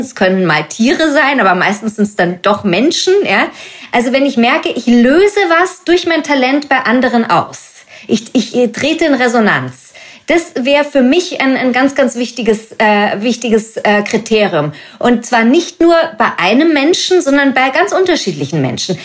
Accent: Germany; now in Munich, Germany; ich bin ja deutsch

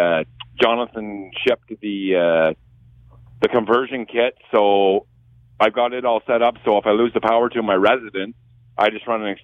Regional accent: Kingston, Ontario, Canada; I'm from Kingston, Ontario. I'm just sitting here on my deck taking in today

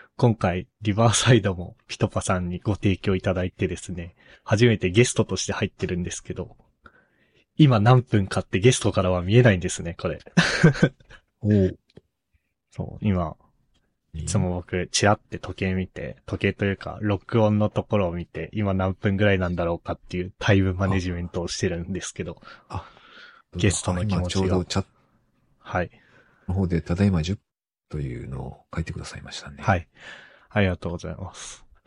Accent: Sapporo, Hokkaido, Japan; moved away as an adult; now in Tokyo, Japan; 僕の出身の北海道の札幌

